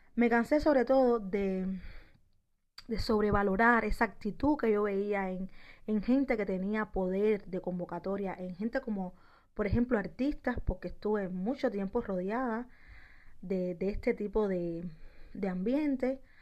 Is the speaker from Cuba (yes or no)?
yes; Santiago de las Vegas, Havana, Cuba; moved away as an adult; also born or lived in Ecuador; now in United States; Donde yo nací, en Santiago de las Vegas